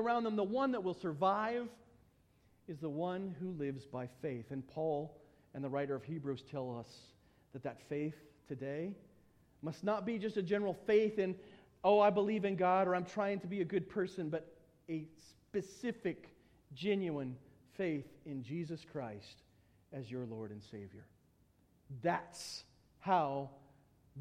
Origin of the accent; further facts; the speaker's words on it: United States; being an American